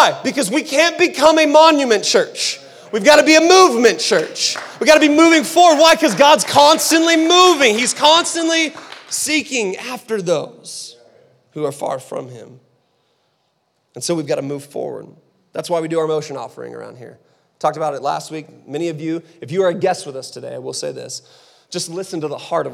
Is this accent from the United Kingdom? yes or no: no; Seattle, Washington, United States; also born or lived in Phoenix, Arizona; now in Utah, United States; We're from Seattle, like originally from Seattle. We were in Phoenix, so we've had culture around us our entire life.